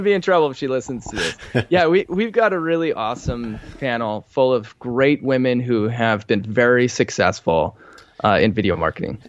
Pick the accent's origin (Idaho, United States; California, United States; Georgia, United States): Idaho, United States; Boise; moved away; I grew up in Boise, Idaho